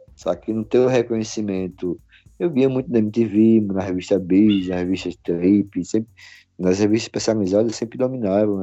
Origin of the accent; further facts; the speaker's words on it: Brazil; isso é que frustra a gente aqui no Brasil